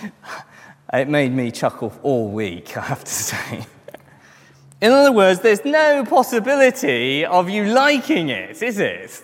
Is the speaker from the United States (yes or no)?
no; London, United Kingdom; I'm a Christian first and I'm a Londoner second